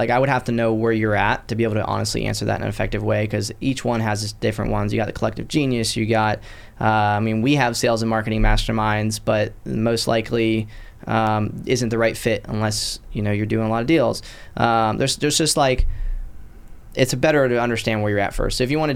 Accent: Citrus County, Florida, United States; also born or lived in Pottsville, Pennsylvania; now in Destin, United States; Originally I was born in Pottsville, Pennsylvania, in a coal town. I grew up in just above Tampa in a little county called Citrus County, and I'm currently in the Destin market

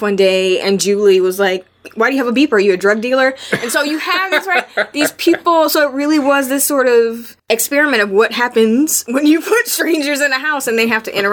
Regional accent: Las Vegas, Nevada, United States; I'm from Las Vegas

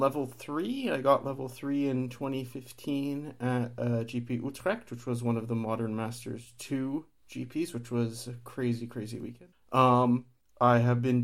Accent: Toronto area, Ontario, Canada; now in Finland; I'm originally from the Toronto area in Canada, but I'm currently living in Finland

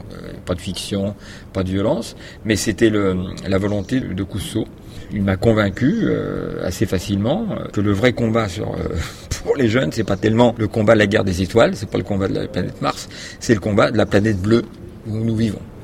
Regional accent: Paris, Île-de-France, France; né à Paris, donc bien loin de la mer, mais sur une île, puisque c'est l'île de la Cité, où il y a Notre-Dame

